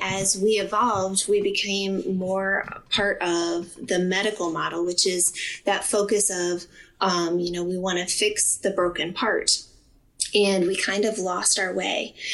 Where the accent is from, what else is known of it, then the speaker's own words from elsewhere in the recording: Findlay, Ohio, United States; I'm from Findlay, Ohio